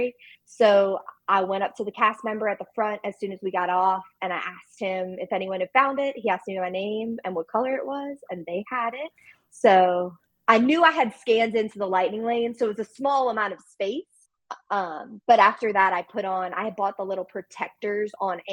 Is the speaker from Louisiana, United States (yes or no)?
yes; New Orleans, Louisiana, United States; now in Baton Rouge, United States; we're from New Orleans area.